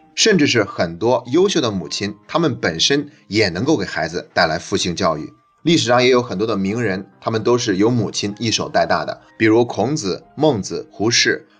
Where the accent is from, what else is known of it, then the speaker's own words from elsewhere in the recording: China; 我们中国人